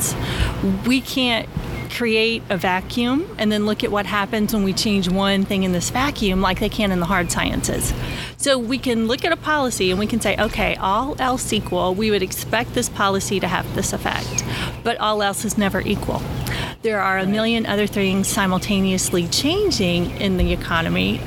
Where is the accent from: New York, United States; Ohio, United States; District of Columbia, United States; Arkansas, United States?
Arkansas, United States; Mountain Home; also born or lived in Springfield, Missouri / Russellville, Arkansas; I grew up in North Central Arkansas in okay. Mountain Home